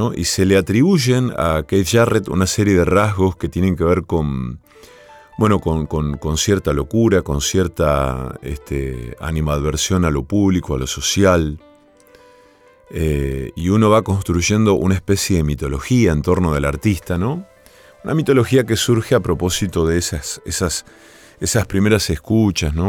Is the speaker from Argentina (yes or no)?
yes; Villa Cañas, Santa Fe, Argentina; mi pueblo natal, en Villa Cañas